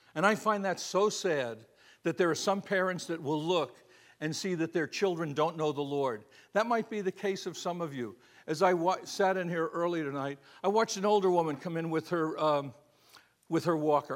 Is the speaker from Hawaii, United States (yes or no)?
no; Florida, United States; I'm from Florida. It's a little different there